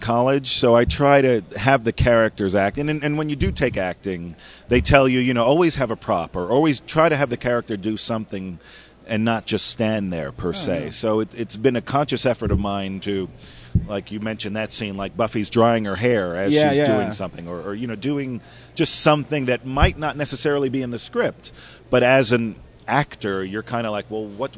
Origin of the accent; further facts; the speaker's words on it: Miami Beach, Florida, United States; I grew up in Miami Beach. I went to, it's funny, I went to Miami Beach Senior High